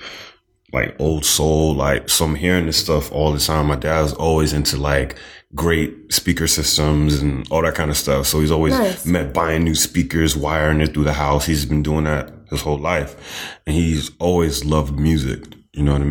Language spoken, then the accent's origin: English; Boston, Massachusetts, United States; born or raised there; also born or lived in Trinidad / Dorchester / Mattapan / Hyde Park